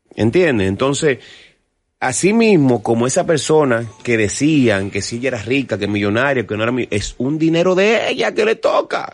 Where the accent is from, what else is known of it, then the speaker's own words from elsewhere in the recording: Dominican Republic; yo soy un artista dominicano, y yo soy hijo de …